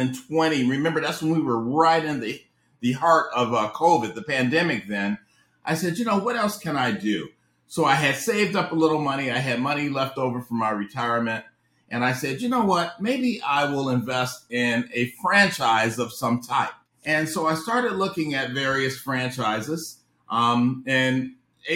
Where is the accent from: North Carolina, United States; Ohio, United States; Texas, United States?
Ohio, United States; Cleveland; moved away as an adult; also born or lived in Washington, D.C.; I'm originally from Ohio. So I grew up in Cleveland, Ohio